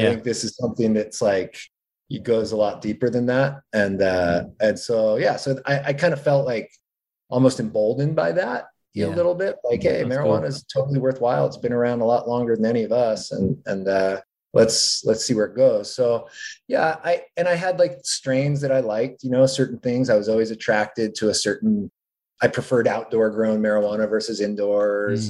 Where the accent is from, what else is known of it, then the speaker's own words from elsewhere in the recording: New England, United States; moved away as an adult; now in California, United States; I'm from New England originally